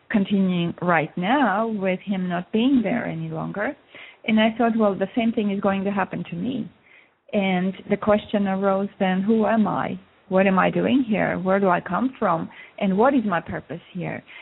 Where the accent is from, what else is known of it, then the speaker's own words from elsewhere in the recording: Russia; now in Montreal, Canada; I moved from Russia to uh, Montreal, Canada, in 1976